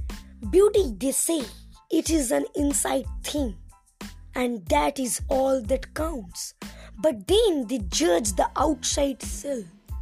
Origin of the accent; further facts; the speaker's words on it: India; I am from India.